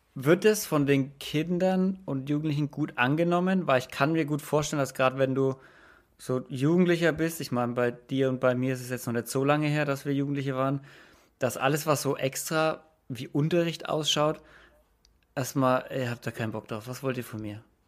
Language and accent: German; Franconia, Bavaria, Germany; ich komme jetzt aus Franken